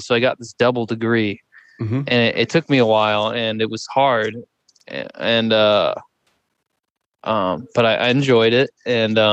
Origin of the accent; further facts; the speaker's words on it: Dallas, Texas, United States; also born or lived in Hanover / Vermont; now in New York City, United States; I was born in Dallas and grew up eating a lot of meat